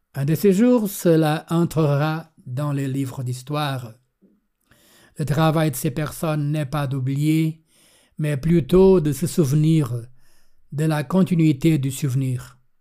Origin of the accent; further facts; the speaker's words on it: Lagos, Algarve, Portugal; also born or lived in Berlin, Germany; Je suis né ici au Portugal, dans une famille désilée à cause de la guerre coloniale et des guerres de libération